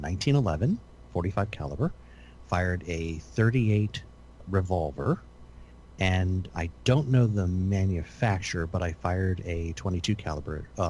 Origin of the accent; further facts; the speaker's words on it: just outside Philadelphia, Pennsylvania, United States; moved away; I grew up just outside Philadelphia.